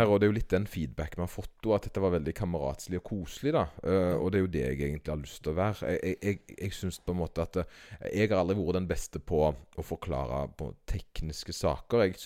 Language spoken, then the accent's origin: Norwegian; Oltedal, Rogaland, Norway; accent: Oltedal dialect; som jeg sikkert merka, det var det at det var litt lydforskjell mellom da, den der fine Oltedal-dialekta